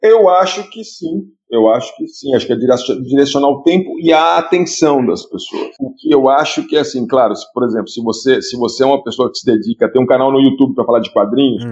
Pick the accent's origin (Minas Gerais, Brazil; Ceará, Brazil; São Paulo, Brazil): São Paulo, Brazil; Piracicaba; eu cresci lendo a Ilustrada lá em Piracicaba, quando era adolescente.